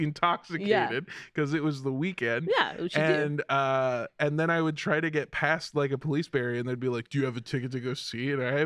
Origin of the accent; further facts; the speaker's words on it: Indio, California, United States; my hometown, like where I was born and where most of my family lives, is the town that they have Coachella.